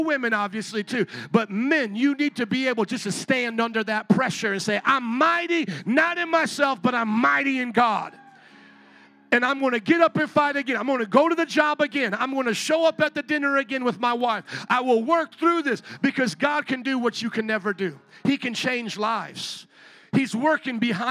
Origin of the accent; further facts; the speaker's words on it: Indiana, United States; I'm from Indiana